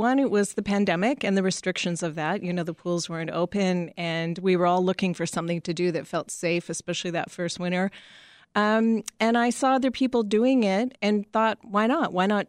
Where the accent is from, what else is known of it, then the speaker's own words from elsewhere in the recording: Winnipeg, Manitoba, Canada; You know, I grew up in Winnipeg.